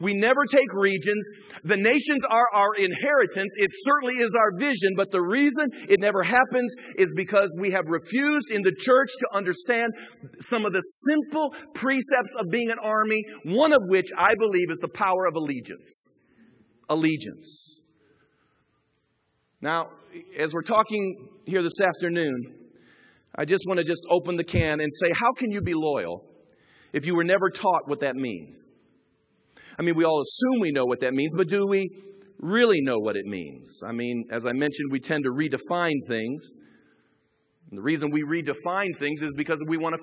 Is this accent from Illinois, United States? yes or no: yes; Chicago, Illinois, United States; moved away; I grew up in the Chicago area